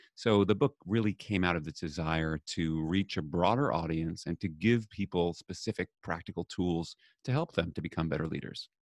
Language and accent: English; New York City, New York, United States; I grew up in New York City